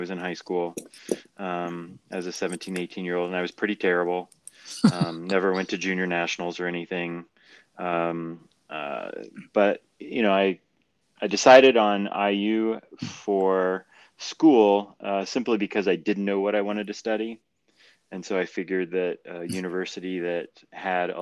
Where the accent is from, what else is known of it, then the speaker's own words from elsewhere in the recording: Indianapolis, Indiana, United States; I grew up in Indy